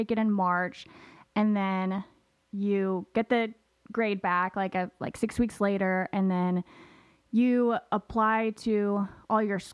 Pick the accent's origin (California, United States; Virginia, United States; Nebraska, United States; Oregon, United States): Nebraska, United States; Papillion; also born or lived in Kansas City; I grew up in Omaha, more specifically Papillion